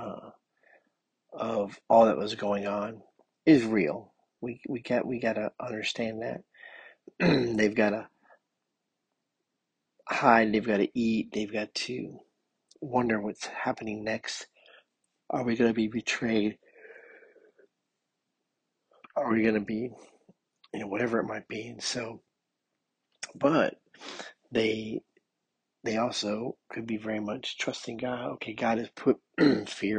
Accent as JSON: {"language": "English", "country": "United States", "said": "I'm living here in America as an American"}